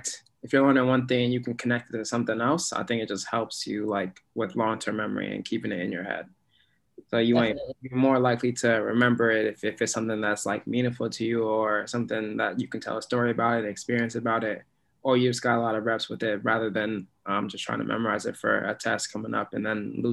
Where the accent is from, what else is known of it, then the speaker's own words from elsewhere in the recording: Alaska, United States; now in Boston, United States; Because I came from Alaska to Boston and I didn't know what I was getting myself into.